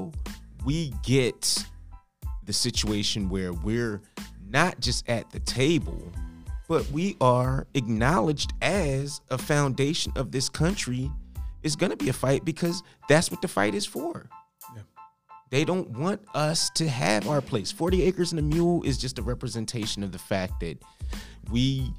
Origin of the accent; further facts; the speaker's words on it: Philadelphia, Pennsylvania, United States; Philadelphia County, Pennsylvania, which is my hometown